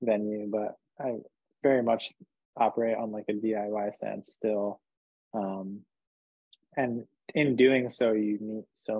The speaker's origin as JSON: {"language": "English", "region": "New Jersey", "country": "United States", "also_born_or_lived": "New Hampshire", "moved": "yes", "lives_now": "New York, United States", "said": "I'm from New Hampshire, but I'm really from New Jersey"}